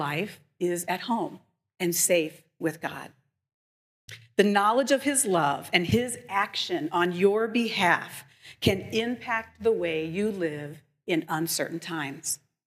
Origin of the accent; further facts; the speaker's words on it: Indianapolis, Indiana, United States; now in Chicago, United States; I grew up in Indianapolis